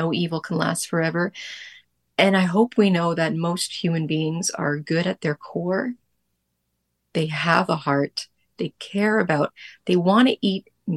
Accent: Ottawa, Ontario, Canada; now in Montreal, Canada; I'm from Ottawa originally

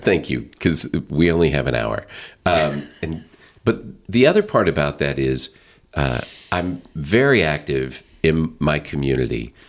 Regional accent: Northwest Arkansas, United States; now in St. Charles County, United States; I'm from Northwest Arkansas. I love Northwest

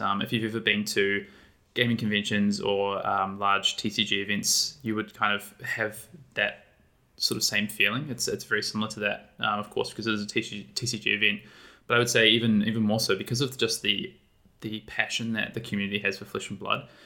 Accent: New Zealand; moved away as an adult; now in Sydney, Australia; I live in Australia. I'm actually originally from New Zealand, though, but I've, um, been here in Sydney, Australia for five years

